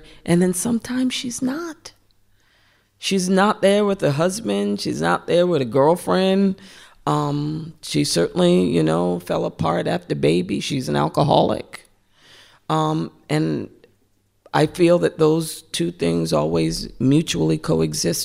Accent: Central Falls, Rhode Island, United States; growing up in Central Falls and poor

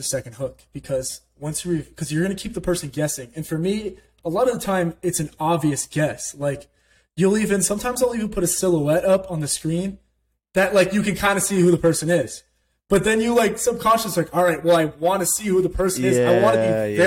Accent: Orlando, Florida, United States; I grew up in Orlando, Florida

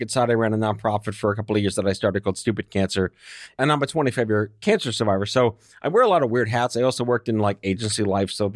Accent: New York City, New York, United States; I grew up on Staten Island

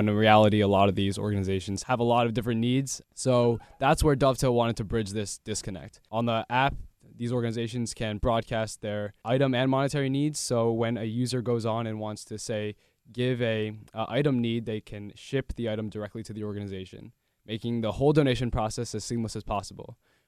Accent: Princeton, New Jersey, United States; From Princeton, New Jersey.

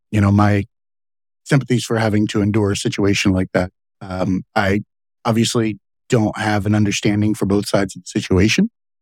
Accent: Lake Okeechobee, Florida, United States; I grew up on Lake Okeechobee, Florida.

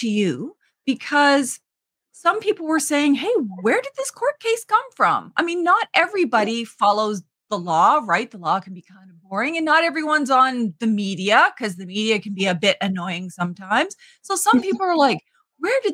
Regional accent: Eel River Bar First Nation, New Brunswick, Canada; I'm from Eel River Bar First Nation

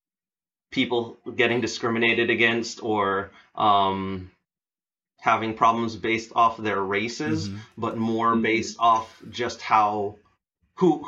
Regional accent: Belize; moved away; I was born and raised in the Caribbean, the country I lived in, which is Belize

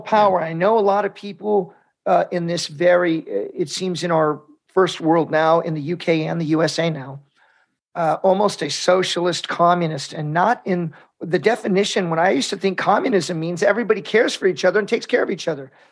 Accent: United States; I'm Mexican American, we're Catholics

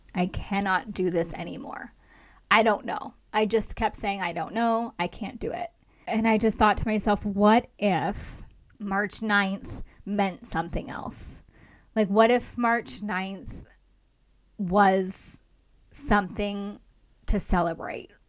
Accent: Los Angeles, California, United States; I'm from Los Angeles originally.

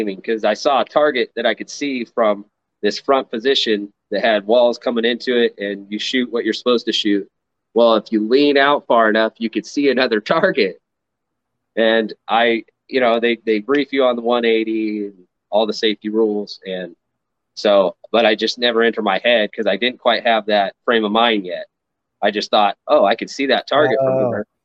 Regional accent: Redding, California, United States; also born or lived in Nevada; I was born and raised in Redding, California, where I live now.

